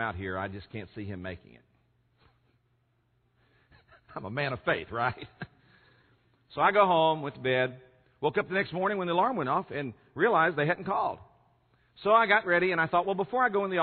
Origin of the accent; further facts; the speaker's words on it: San Francisco Bay Area, California, United States; I'm from California in the San Francisco Bay Area